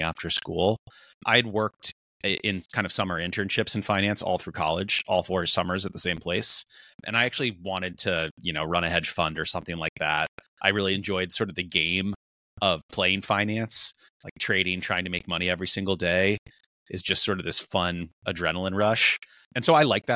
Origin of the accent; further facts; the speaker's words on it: East Coast, United States; moved away; growing up on the East Coast